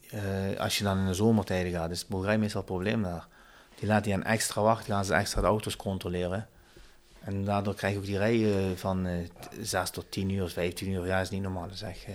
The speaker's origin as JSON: {"language": "Dutch", "country": "Turkey", "said": "meer waar ik vandaan kom. Dat is meer naar Ankara."}